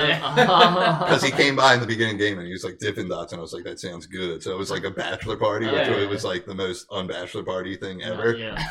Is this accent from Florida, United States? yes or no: no; Bensalem, Pennsylvania, United States; I'm from Benson, and I'm proud of it.